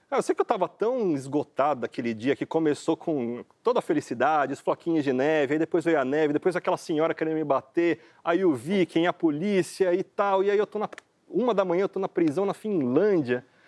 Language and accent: Portuguese; Brazil; a gente, como brasileiro, tem direito a ficar três meses